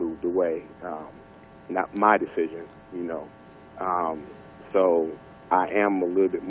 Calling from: Houston, Texas, United States; I'm calling from Houston, Texas.

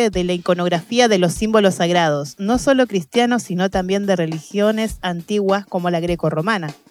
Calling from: Avellaneda, Buenos Aires Province, Argentina; Eh, yo soy de Avellaneda

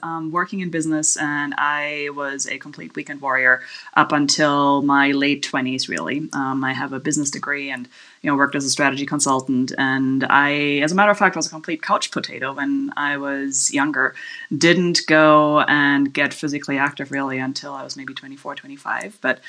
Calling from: Kanab, Utah, United States; I am calling you from Kanab, Utah, which in case you don't know Kanab, it's a tiny little town in southwest Utah of about 5,000 people

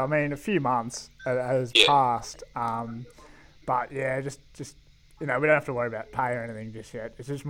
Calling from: Melbourne, Victoria, Australia; Calling from Melbourne.

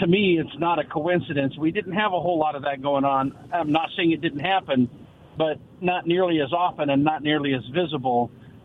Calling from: West Richland, Washington, United States; This is … from West Richland.

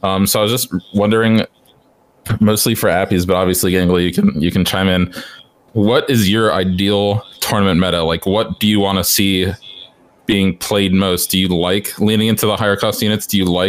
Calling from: Florida, United States; calling in from Florida

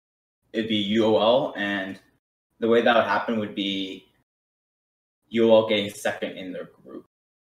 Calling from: Dallas, Texas, United States; I'm calling from Dallas Fort Worth Metroplex in Texas.

